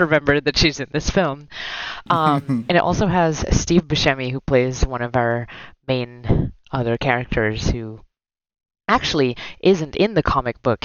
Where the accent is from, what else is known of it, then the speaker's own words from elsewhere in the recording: Philippines; moved away; growing up in the Philippines